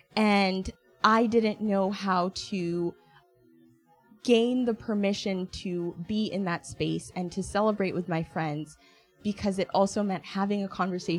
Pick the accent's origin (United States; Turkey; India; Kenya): Kenya; moved away; And it put me in this very nuanced intersection as not only an African immigrant, but as a Kenyan immigrant specifically